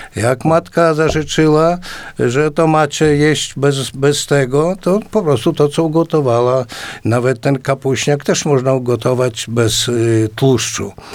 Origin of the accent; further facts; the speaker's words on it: a village near Potoka, Podlaskie Voivodeship, Poland; now in Białystok, Poland; w mojej wsi.